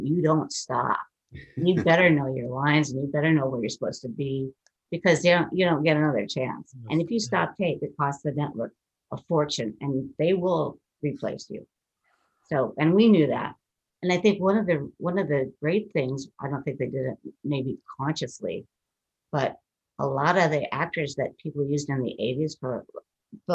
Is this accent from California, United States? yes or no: no; Minnesota, United States; I'm from Minnesota, which is Canada adjacent pretty much.